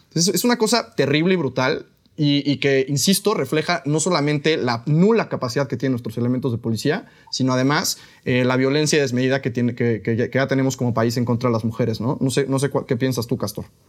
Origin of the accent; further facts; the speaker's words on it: Mexico; aquí como mexicanos